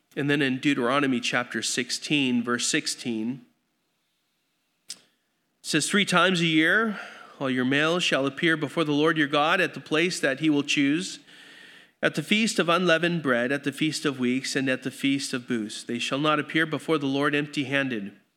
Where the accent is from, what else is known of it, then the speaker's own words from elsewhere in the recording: Grand Terrace, California, United States; I grew up in Grand Terrace